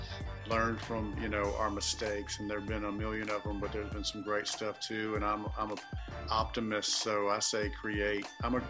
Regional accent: Alabama, United States; I'm from Alabama

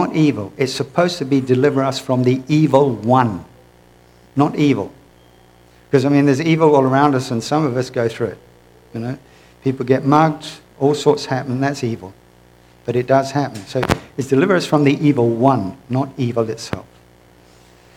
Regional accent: United Kingdom; moved away; I'm originally from the United Kingdom

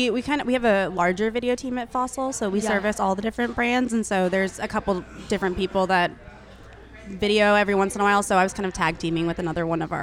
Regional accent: Overland Park, Kansas, United States; moved away as an adult; also born or lived in Los Angeles / Spain; now in Dallas, United States; So I grew up in Kansas, and I was really, really... What part of Kansas? Overland Park.

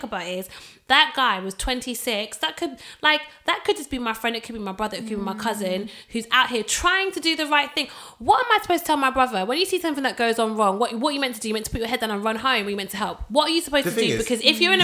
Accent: Manchester, North West England, United Kingdom; I grew up in Manchester

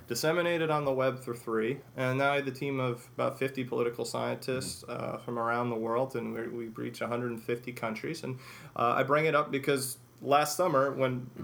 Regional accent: Chicago, Illinois, United States; I grew up in Chicago

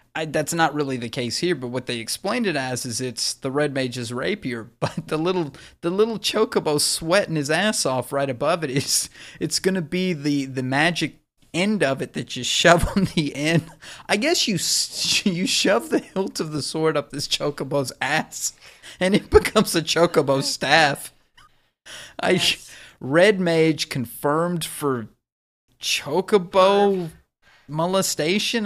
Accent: Texas, United States; I'm from Texas

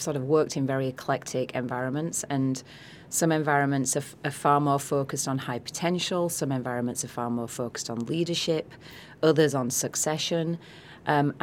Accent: Yorkshire and the Humber, United Kingdom; moved away as an adult; my accent is from, I'm from a town in the south of Yorkshire, so northern England. I haven't lived there since I was 18 years old

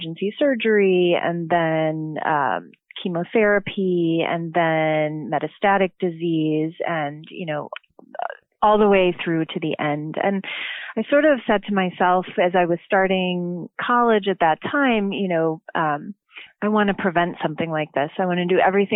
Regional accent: Chicagoland area, Illinois, United States; I'm originally from the Chicagoland area, northern suburb

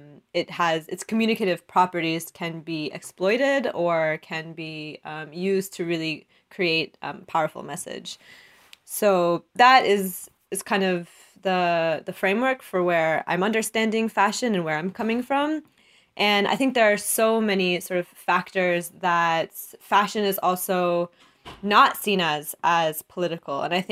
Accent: Oklahoma, United States; So for me, growing up in Oklahoma in the South and really understanding, looking at the way that people view me just because of the way that I dress

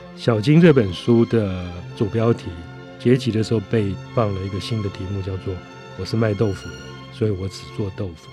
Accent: Taiwan; 我们台湾人

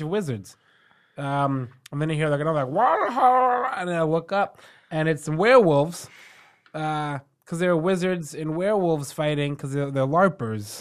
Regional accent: New York City, New York, United States; being from here

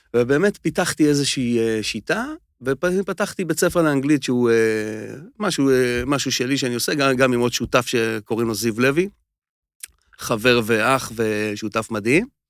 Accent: Nir Tsvi, Central District, Israel; אני ממושב ניר צבי

